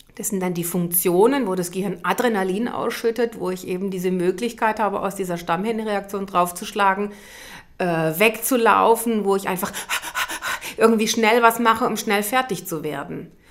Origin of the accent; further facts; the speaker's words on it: Germany; als Deutsche